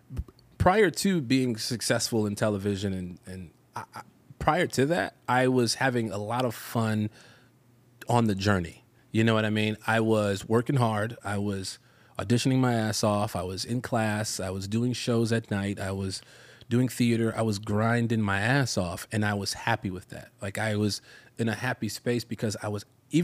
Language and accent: English; Chicago, Illinois, United States; moved away as an adult; also born or lived in North Hollywood, Los Angeles; now in Los Angeles, United States; I from the south side of Chicago